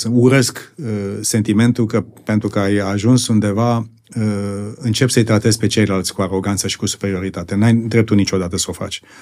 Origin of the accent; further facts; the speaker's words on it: Bucharest, Romania; born there; Și așa am, eu, eu m-am născut în București.